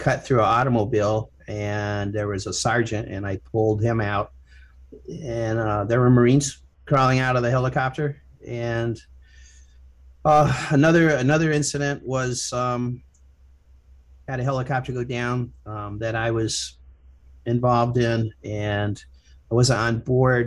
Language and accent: English; Ohio, United States; I'm from Ohio